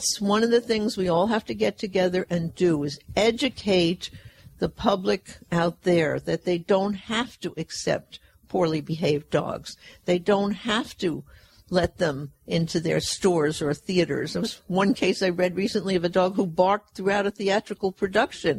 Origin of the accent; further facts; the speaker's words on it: Fresno, California, United States; my hometown of Fresno